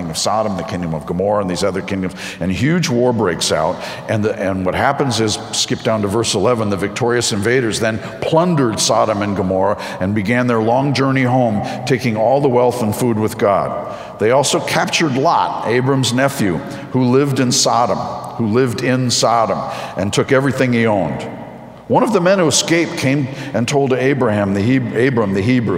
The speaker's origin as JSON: {"language": "English", "region": "outside of New York City", "country": "United States", "tie": "born or raised there", "said": "I grew up outside of New York City"}